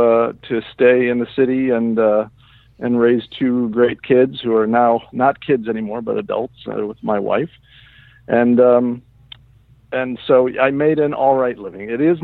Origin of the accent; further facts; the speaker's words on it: Midwest, United States; moved away as an adult; now in New York City, United States; I grew up in the Midwest, and I was actually grew up in a, strangely enough, a theater family. Both my folks were in the professional theater outside of Chicago.